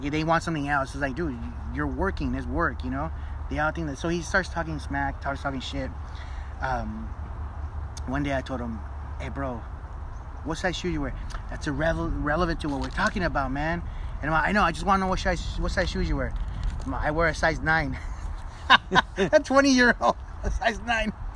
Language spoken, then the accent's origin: English; Los Angeles, California, United States; also born or lived in Montebello, California; I grew up in East Los Angeles. I went to Belvedere Junior High right here down the street. When I graduated Belvedere ninth grade, that's when we moved to Montebello